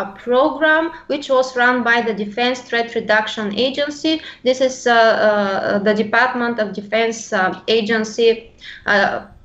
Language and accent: English; Bulgaria; English is a second language; I'm from Bulgaria